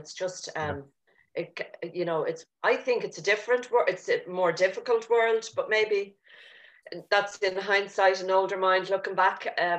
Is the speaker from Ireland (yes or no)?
yes; Dublin, Leinster, Ireland; I grew up in Dublin and I had great parents. I was part of a family of four of us siblings and I was number three.